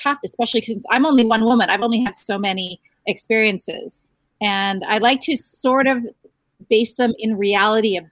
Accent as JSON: {"language": "English", "town": "Ottawa", "region": "Ontario", "country": "Canada", "tie": "born or raised there", "said": "as Canadians, I grew up in Ottawa, the coldest capital in the world"}